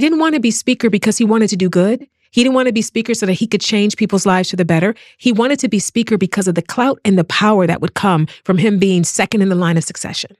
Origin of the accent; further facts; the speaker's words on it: East Cleveland, Ohio, United States; moved away as an adult; now in Los Angeles, United States; I was born and bred in East Cleveland, Ohio